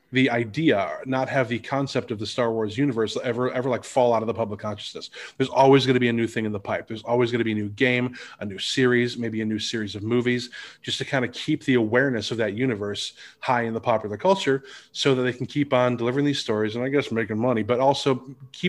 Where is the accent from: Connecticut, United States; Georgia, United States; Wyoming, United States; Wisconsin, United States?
Wisconsin, United States; Lake Geneva; my local arcade where I grew up in Lake Geneva, Wisconsin